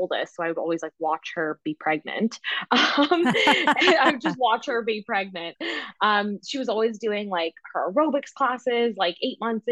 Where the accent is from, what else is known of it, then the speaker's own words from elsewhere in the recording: the Prairies, Canada; I grew up here in Canada, and I was born and raised in the prairies.